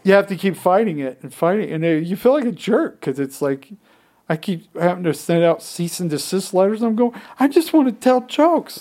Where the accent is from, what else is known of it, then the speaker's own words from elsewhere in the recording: Utah, United States; growing up in Utah, very different than most places